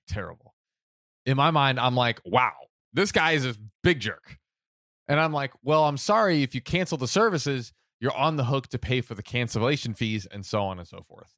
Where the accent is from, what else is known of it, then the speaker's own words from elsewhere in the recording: United States; I'm American